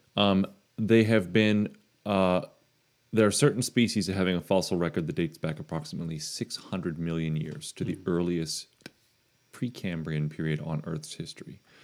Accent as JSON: {"language": "English", "town": "New Smyrna Beach", "region": "Florida", "country": "United States", "tie": "born or raised there", "said": "New Smyrna Beach in Florida"}